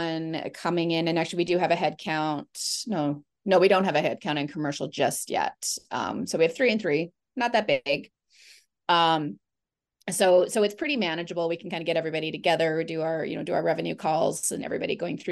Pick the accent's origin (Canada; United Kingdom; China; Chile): Canada; Vancouver, British Columbia; I was born and raised in Vancouver, Canada